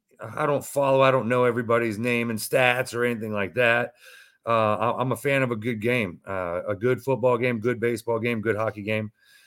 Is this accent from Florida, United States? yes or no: yes; Tampa, Florida, United States; I grew up in the Mecca of professional wrestling right here in Tampa Bay, Florida.